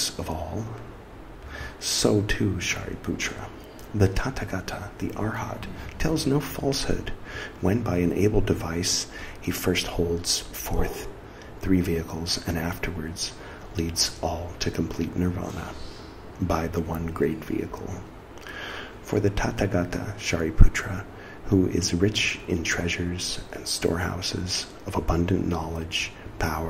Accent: California, United States; moved away as an adult; now in India; I came from California, so I grew up with that feeling of, like, not really being where I'm from.

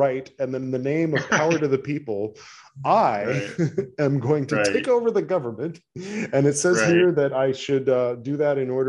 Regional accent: United States; as an American

